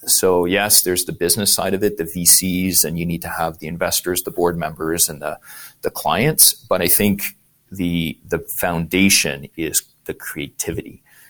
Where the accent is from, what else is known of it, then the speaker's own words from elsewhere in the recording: Montreal, Quebec, Canada; Look at that. We're both from Montreal.